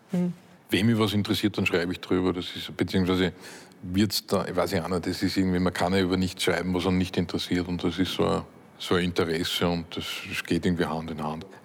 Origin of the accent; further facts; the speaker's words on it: Upper Austria, Austria; Ich bin in Oberösterreich am Land aufgewachsen, in einer Gegend, wo es irgendwie heißt, nichts gesagt ist gelobt genug.